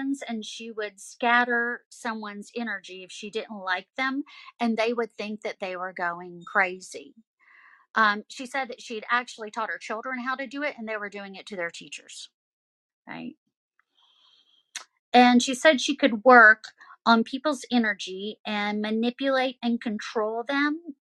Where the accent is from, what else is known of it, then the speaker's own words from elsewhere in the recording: the South, United States; I'm from the South